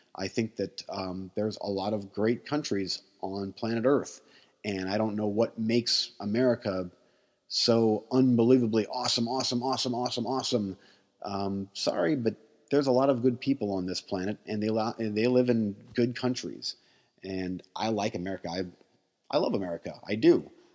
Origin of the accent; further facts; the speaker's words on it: United States; as an American